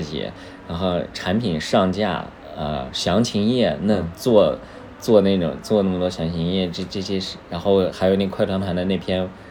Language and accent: Chinese; Xinjiang, China; now in Beijing, China; 因为我在北京，我是新疆人